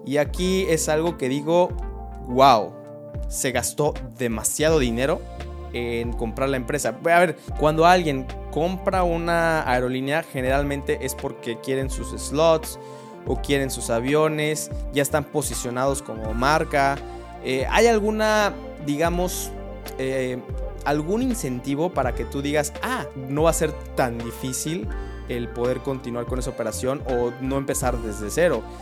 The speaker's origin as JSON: {"language": "Spanish", "country": "Mexico", "said": "como mexicanos"}